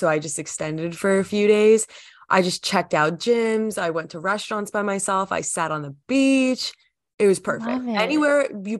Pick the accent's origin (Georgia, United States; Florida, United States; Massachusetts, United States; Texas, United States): Georgia, United States; I like New York teams because I'm from Georgia.